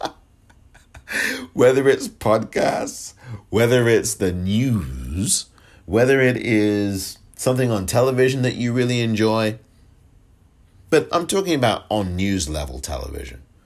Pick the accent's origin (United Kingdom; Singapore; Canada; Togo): United Kingdom; England; moved away; I'm from England, born and raised, grew up there.